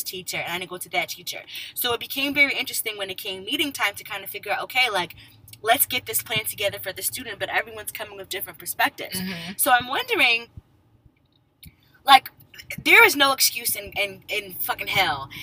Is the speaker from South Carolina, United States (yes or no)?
no; Connecticut, United States; also born or lived in West Indies (ancestry); now in Maryland, United States; I grew up in Connecticut